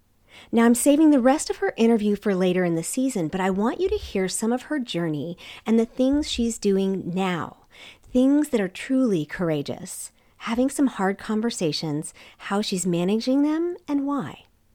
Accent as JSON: {"language": "English", "country": "South Korea", "tie": "born or raised there", "said": "I mean, because you're not American, and I grew up in Korea, so you're not Korean."}